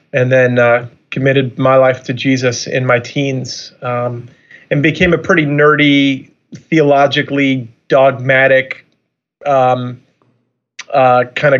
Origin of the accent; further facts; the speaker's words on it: Long Island, New York, United States; also born or lived in Chicago / Orlando / San Francisco; now in Michigan, United States; I'm originally from Long Island, New York